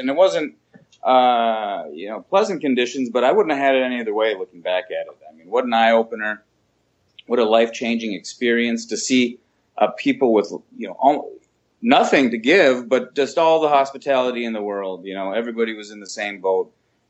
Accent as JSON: {"language": "English", "region": "Minnesota", "country": "United States", "tie": "born or raised there", "said": "There were times, sure. I mean, it was, you know, pretty small white bread town."}